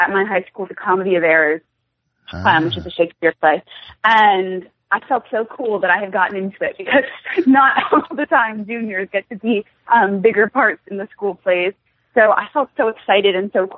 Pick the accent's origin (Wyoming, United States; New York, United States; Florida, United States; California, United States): New York, United States; Katonah; also born or lived in London; I was born in London, actually. But I grew up in Westchester County in Katona, which is just about an hour north of New York City.